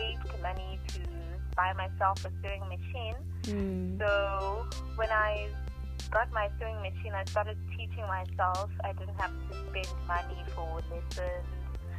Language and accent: English; Nelspruit, Mpumalanga, South Africa; I'm from Nelspruit